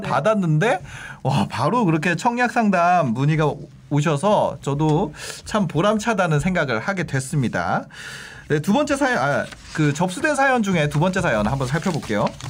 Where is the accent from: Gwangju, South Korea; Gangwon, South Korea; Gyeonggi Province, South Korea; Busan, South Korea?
Gangwon, South Korea; Gangneung; moved away; 저는 사실 고향이 강릉이라서